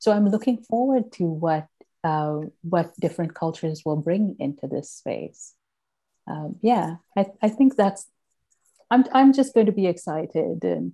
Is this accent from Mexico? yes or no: no; Sri Lanka; now in Toronto, Canada; I grew up in Sri Lanka